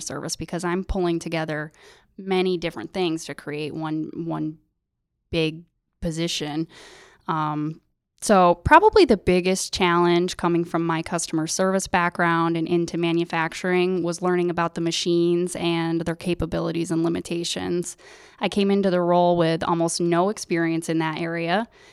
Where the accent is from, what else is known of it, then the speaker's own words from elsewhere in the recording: Sidney, New York, United States; I grew up in Sydney